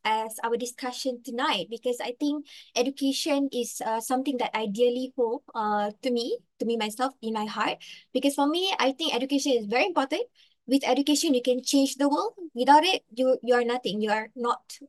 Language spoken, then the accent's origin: English; Malaysia; first language Malay; English is a second language; Because if I'm a Malaysian, I should be proud of saying that that is my mother language. Bahasa Malaysia is my mother language.